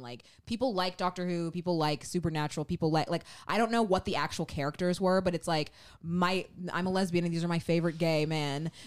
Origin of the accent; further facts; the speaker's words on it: Memphis, Tennessee, United States; we're from Memphis.